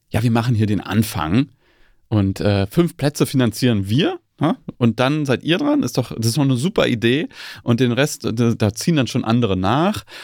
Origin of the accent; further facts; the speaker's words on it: East Germany, Germany; Ich bin in Ostdeutschland aufgewachsen